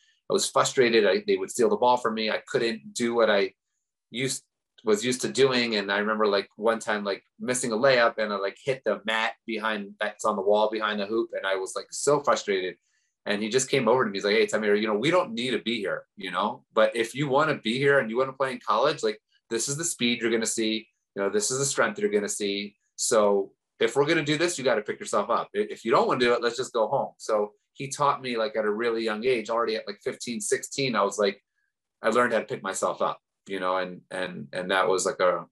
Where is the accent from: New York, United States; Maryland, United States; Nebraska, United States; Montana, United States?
Maryland, United States; Baltimore; I grew up in Baltimore, Maryland